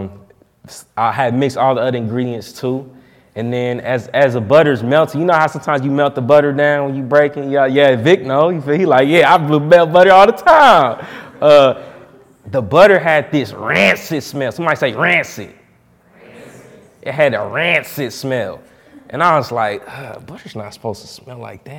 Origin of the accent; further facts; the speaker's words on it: Indianapolis, Indiana, United States; I'm from Indianapolis, you know what I'm saying, born and raised